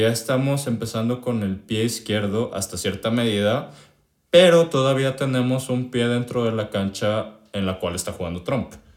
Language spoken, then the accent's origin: Spanish; Mexico